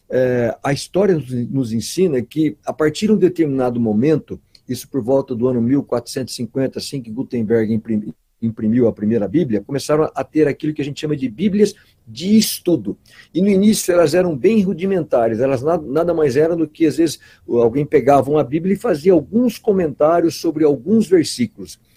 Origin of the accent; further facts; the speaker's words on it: Brazil; Porque às vezes, como brasileiros, nós temos tantas coisas que às vezes nos alegram, né?